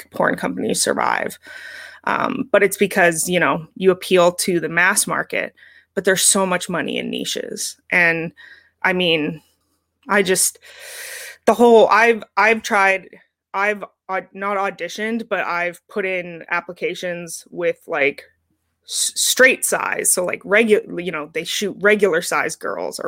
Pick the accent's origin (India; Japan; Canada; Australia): Canada; as a Canadian